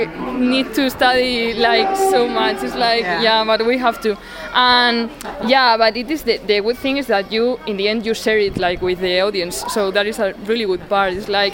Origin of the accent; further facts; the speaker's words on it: Plasencia, Extremadura, Spain; English is a second language; moved away as an adult; also born or lived in Córdoba / Salamanca / Seville / San Sebastián; now in Germany; I have lived in, well, I am from Plasencia, but then I went to study to Córdoba, another city in the south of Spain. Then I went to Salamanca, then to Sevilla, wow. And then to San Sebastian.